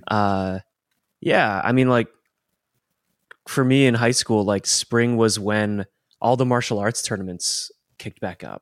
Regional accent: Colorado, United States; growing up in Colorado

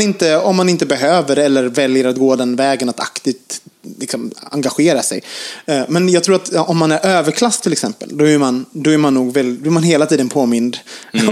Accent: Gothenburg, Västra Götaland, Sweden; now in Stockholm, Sweden; jag kommer från Göteborg.

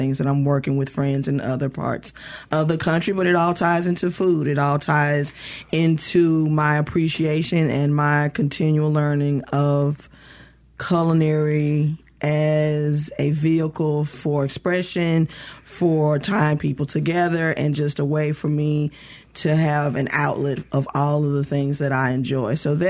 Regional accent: West Point, Mississippi, United States; also born or lived in Jackson, Mississippi / New Orleans, Louisiana / Atlanta, Georgia; I grew up in West Point, Mississippi.

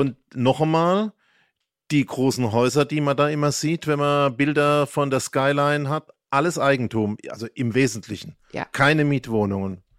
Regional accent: Heidelberg, Baden-Württemberg, Germany; moved away; also born or lived in Schwetzingen / Bavaria; Ich bin ja hier nur in Schwetzingen und Heidelberg groß geworden und in Bayern

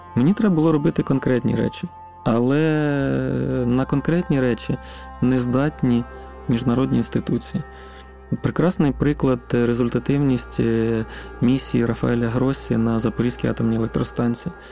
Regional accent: Arkhanhelske, Kherson Oblast, Ukraine; Я сам родом з Херсонської області. Це маленьке селище Архангельське на півночі Херсонської області

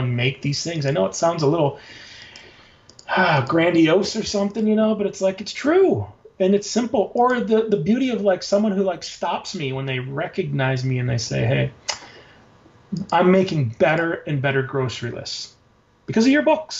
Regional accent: Traverse City, Michigan, United States; also born or lived in Chicago; now in Portland, United States; I actually am from Traverse City, Michigan, up north

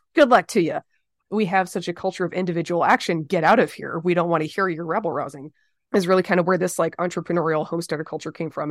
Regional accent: the South, United States; as a Southerner who believes in civil rights

